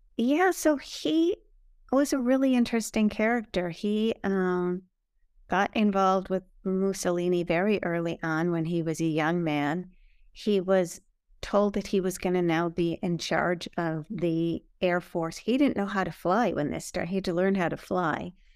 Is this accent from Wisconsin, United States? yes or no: yes; Milwaukee, Wisconsin, United States; moved away as an adult; now in New York, United States; I'm from Milwaukee, Wisconsin